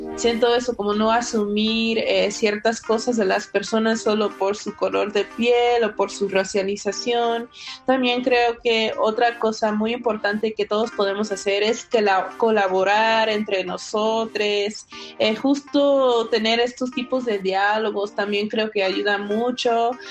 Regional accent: California, United States; moved away as an adult; now in Mexico City, Mexico; crecí mi infancia en un pueblo chiquito en California

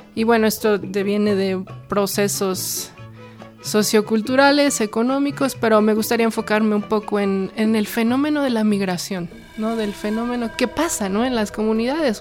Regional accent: Mexico City, Mexico; moved away as an adult; also born or lived in England / New York; yo soy de un lugar que se llama Ticpac

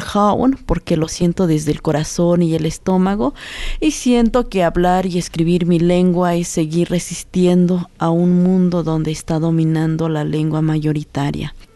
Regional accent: Santa María Tlahuitoltepec, Oaxaca, Mexico; first language Mixe (Ayuuk); Spanish is a second language; Soy originaria de la comunidad de Tlahuitoltepec, del estado de Oaxaca

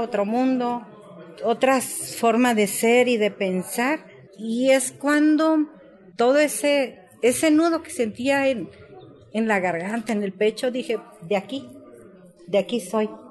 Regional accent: Tlaltizapán de Zapata, Morelos, Mexico; Yo soy de Tlaltizapán de Zapata, donde estaba el cuartel general del general Emiliano Zapata, a dos cuadras de mi casa, de donde yo me crié

